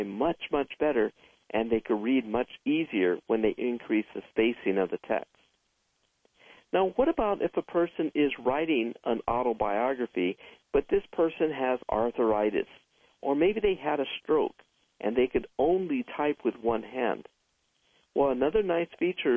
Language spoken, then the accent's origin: English; San Fernando Valley, California, United States; also born or lived in Santa Monica, California; After I was born, my family then moved to the San Fernando Valley where there was more land where we could grow more plants